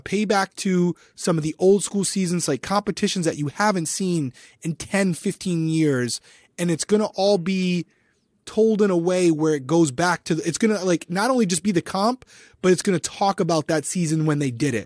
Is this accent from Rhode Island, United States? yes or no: yes; Rhode Island, United States; accent: Rhode Island; my Rhode Island accent